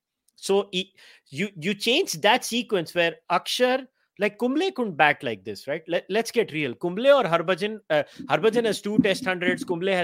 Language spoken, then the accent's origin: English; India; What bothers me as an Indian cricket fan is that we have convinced ourselves in India...